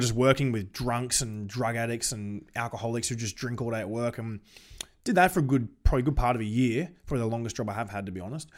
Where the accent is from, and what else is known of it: Australia